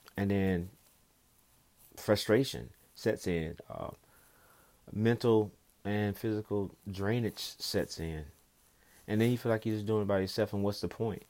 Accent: the South, United States; growing up in the South

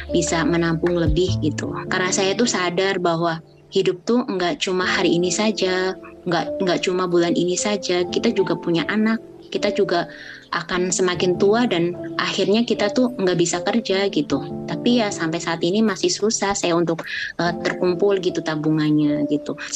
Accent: Java, Indonesia; Lalu uh, buat bikin rumah di Jawa karena saya kan asli Jawa.

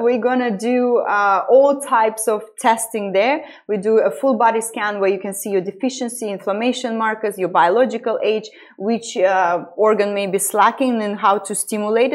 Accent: Estonia; moved away as an adult; also born or lived in London, United Kingdom; now in Dubai, United Arab Emirates; I'm originally born and raised in Estonia, but it was the Soviet Union. So I went to Russian school

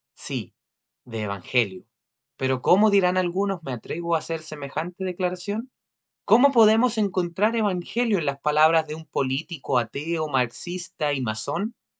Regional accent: Chile; como chilenos

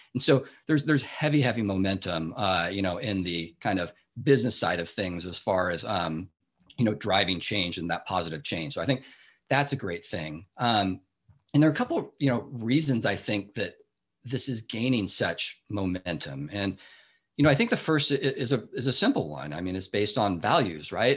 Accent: Seattle, Washington, United States; moved away as an adult; now in Bay Area, United States; I grew up in the Seattle area

